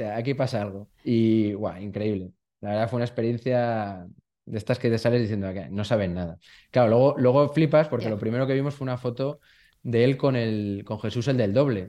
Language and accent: Spanish; Burgos, Castile and León, Spain; soy de Burgos